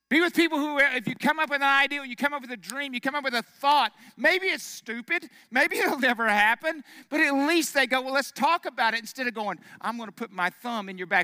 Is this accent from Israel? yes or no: no; Arkansas, United States; I'm from Arkansas. Of course, I, everybody believes in God there